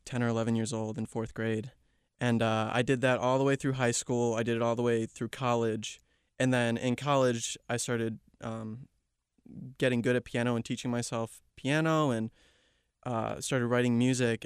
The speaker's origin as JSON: {"language": "English", "town": "Chicago", "region": "Illinois", "country": "United States", "tie": "born or raised there", "also_born_or_lived": "Kansas", "moved": "as an adult", "lives_now": "Georgia, United States", "said": "Born and raised in the Chicago area."}